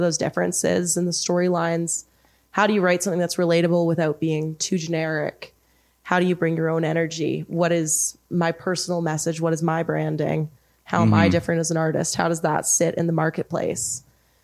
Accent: Lower Mainland, British Columbia, Canada; also born or lived in Kamloops; I grew up in the Lower Mainland, but I grew up in a country family, a farming family.

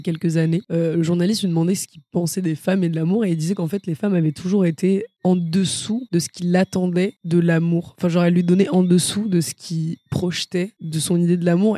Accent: Versailles, Île-de-France, France; je viens de Versailles

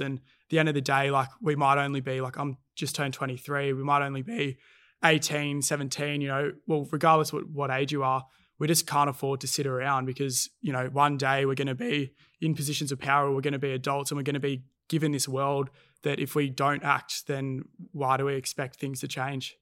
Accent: Cronulla, New South Wales, Australia; growing up in Cronulla

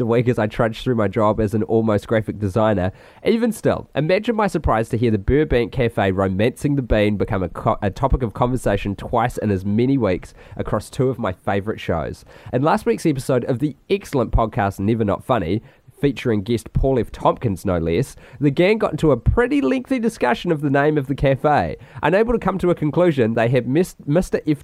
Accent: Christchurch, Canterbury, New Zealand; born or raised there

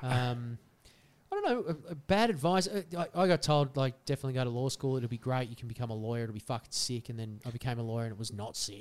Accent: Australia; we're Australian

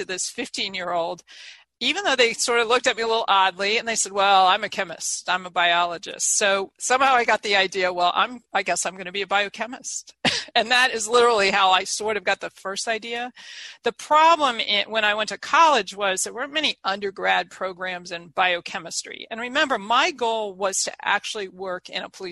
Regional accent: Eaton, Ohio, United States; moved away as an adult; also born or lived in State College, Pennsylvania / New York City; I'm this kid from Eaton, Ohio, this small town.

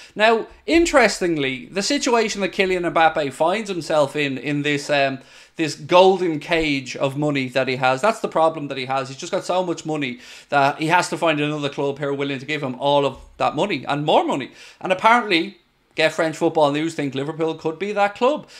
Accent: Ireland; I'm Irish

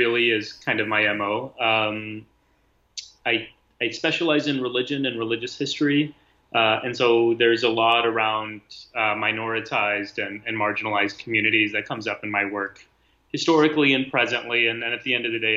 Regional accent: South Texas, United States; I grew up in South Texas

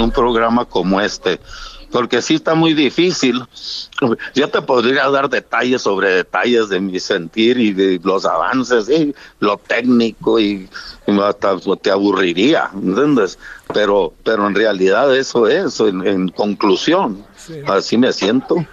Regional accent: Mexico; yo como mexicano

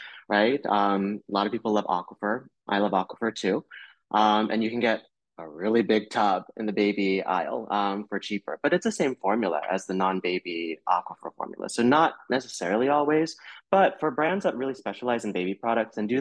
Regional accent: North Florida, United States; I grew up in North Florida

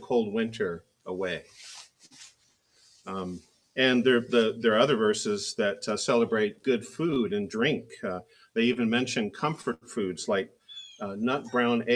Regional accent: Oregon, United States; now in Virginia, United States; I grew up in the Willamette Valley of Oregon near Portland

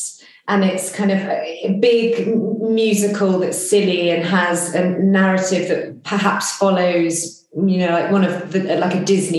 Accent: East of England, United Kingdom; In England, Hertfordshire.

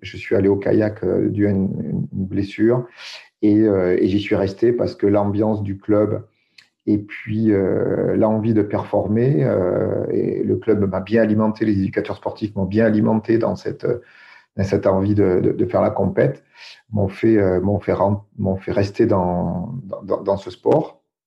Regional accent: Dordogne, Nouvelle-Aquitaine, France; je suis né en Dordogne

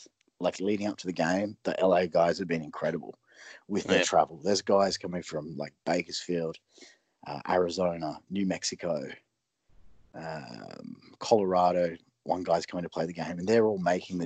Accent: Brisbane, Queensland, Australia; now in United States; I'm from Brisbane

